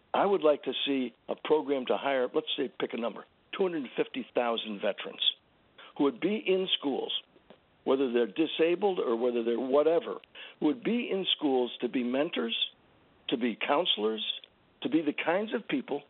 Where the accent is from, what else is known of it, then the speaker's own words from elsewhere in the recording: San Antonio, Texas, United States; I, I was born in San Antonio, which is the biggest city close enough to Uvalde